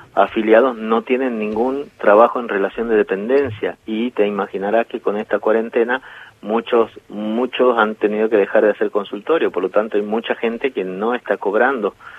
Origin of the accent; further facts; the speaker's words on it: Jujuy, Argentina; Jujuy, por ejemplo, donde yo nací